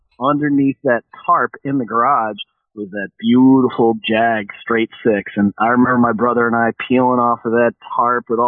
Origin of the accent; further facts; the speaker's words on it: Chicago, Illinois, United States; growing up in Chicago